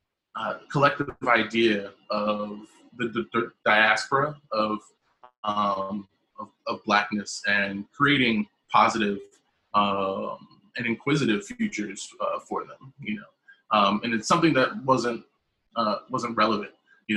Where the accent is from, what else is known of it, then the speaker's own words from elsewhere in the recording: South Carolina, United States; also born or lived in Canada / Mexico; I'm originally from South Carolina, and I've been sort of moving north my entire life. Lived in the Midwest, lived in Canada, lived in Mexico